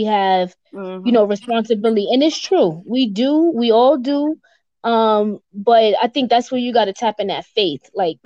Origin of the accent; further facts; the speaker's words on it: New York City, New York, United States; moved away as an adult; also born or lived in Central Jersey; I'm born and raised in New York